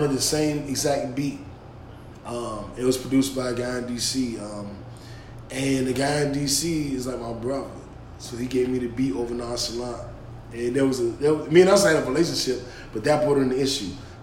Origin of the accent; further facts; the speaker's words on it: Washington, District of Columbia, United States; I'm from DC. I'm from Uptown.